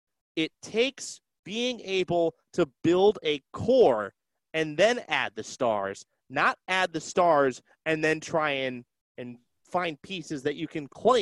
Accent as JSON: {"language": "English", "area": "Bay Area", "region": "California", "country": "United States", "said": "I'm from the Bay Area."}